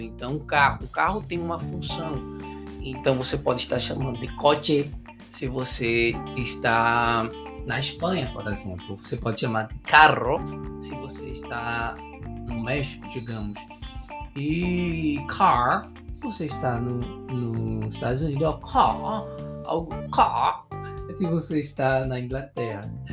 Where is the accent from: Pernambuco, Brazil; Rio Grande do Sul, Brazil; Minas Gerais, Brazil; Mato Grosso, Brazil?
Pernambuco, Brazil; Recife; now in Paraíba, Brazil; eu sou natural de Pernambuco, sou pernambucano, nasci lá, lá, lá, lá em Pernambuco, Recife